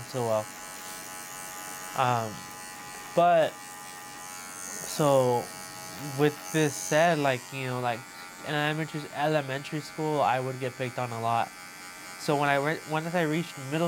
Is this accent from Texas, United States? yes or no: no; Los Angeles, California, United States; growing up as a Christian, and then like growing up in East